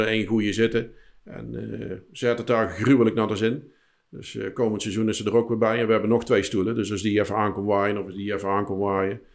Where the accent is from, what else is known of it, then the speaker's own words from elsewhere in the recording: 's-Hertogenbosch, North Brabant, Netherlands; In de Mos. Okay. Dus, mijn geboortestad